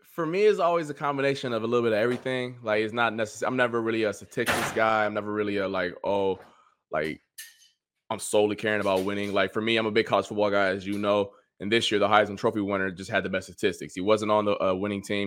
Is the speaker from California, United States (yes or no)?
no; Cleveland, Ohio, United States; moved away; I'm from I'm from Cleveland